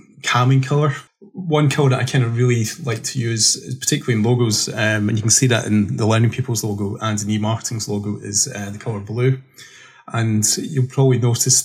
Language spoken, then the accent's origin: English; Scotland, United Kingdom; I'm a July baby in Scotland, so it's always rains in my birthday